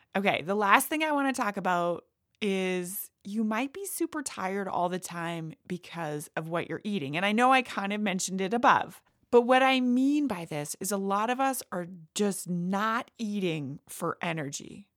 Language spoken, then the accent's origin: English; Canada; I am Canadian